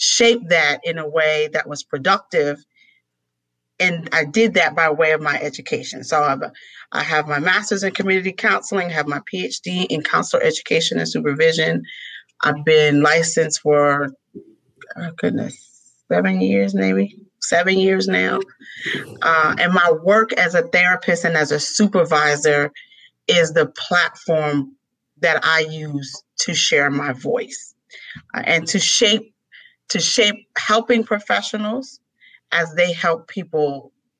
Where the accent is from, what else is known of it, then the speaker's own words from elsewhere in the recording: New York City, New York, United States; I was raised in New York City during the heart of the crack epidemic